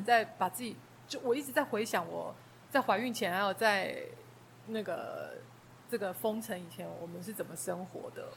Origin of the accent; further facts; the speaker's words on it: Taiwan; moved away as an adult; now in New York, United States; 我们又是台湾人